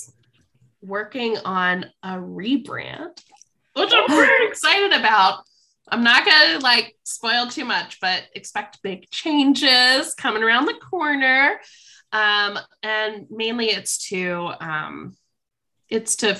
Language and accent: English; Columbus, Ohio, United States; also born or lived in Cincinnati, Ohio; now in Washington, United States; I'm from Columbus, Ohio, Upper Arlington. It's right by Ohio State